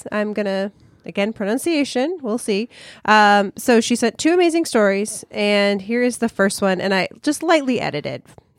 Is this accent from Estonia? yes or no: yes; Estonia; I was born and raised in Estonia. It's a small country next to the Baltic Sea.